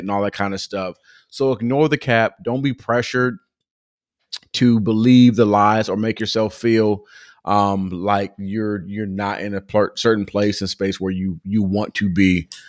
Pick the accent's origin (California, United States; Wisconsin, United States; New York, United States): California, United States; Southern; growing up in Southern California, I've been around so many different cultures